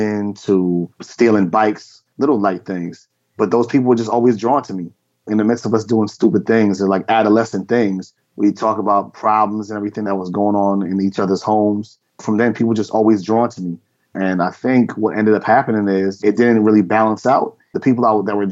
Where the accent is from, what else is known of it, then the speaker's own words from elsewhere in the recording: New Rochelle, New York, United States; moved away as an adult; also born or lived in Bronx, New York; now in Connecticut, United States; I was born in the Bronx, but moved to New Rochelle just for a better environment, change of environment. As a young child